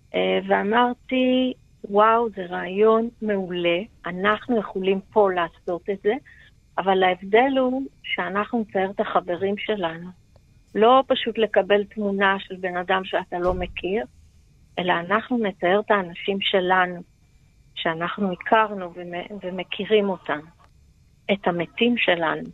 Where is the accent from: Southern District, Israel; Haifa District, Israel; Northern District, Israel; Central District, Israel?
Southern District, Israel; Be'eri; נולדתי בבארי, נולדתי, אה, גדלתי, התחנכתי בבארי